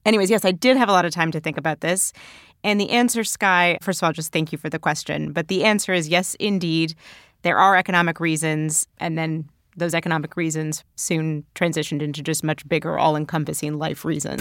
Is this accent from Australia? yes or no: no; Canada; moved away as an adult; now in United States; growing up in Canada